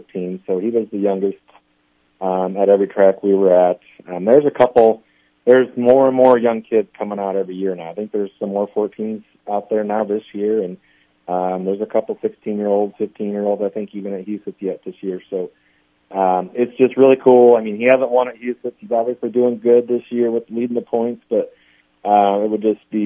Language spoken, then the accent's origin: English; Iowa, United States; moved away as an adult; now in Omaha, United States; I grew up around it, and I'm from Iowa